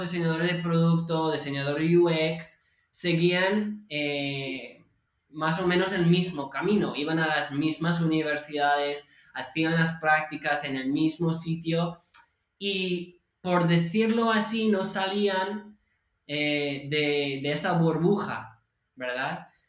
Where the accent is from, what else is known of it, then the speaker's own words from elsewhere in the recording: California, United States; Spanish is a second language; moved away as an adult; now in Barcelona, Spain; yo soy de California